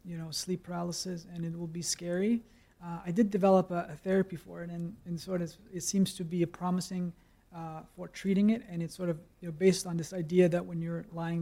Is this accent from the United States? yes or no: no; Copenhagen, Capital Region of Denmark, Denmark; I grew up in Copenhagen.